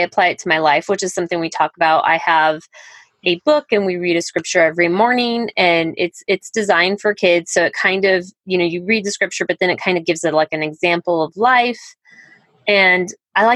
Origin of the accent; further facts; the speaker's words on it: Colorado, United States; moved away as an adult; also born or lived in Highlands Ranch, Colorado; now in Iowa, United States; I'm from Colorado originally.